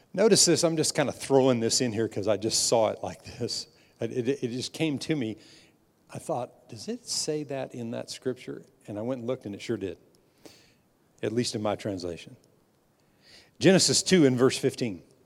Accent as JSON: {"language": "English", "country": "United States", "tie": "born or raised there", "said": "born in this nation And I'm a, I'm, I'm a very proud American"}